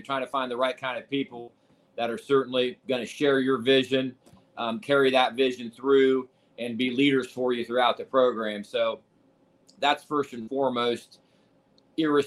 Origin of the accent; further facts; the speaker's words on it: Ohio, United States; also born or lived in Iowa; now in Cincinnati, United States; I'm from Ohio originally.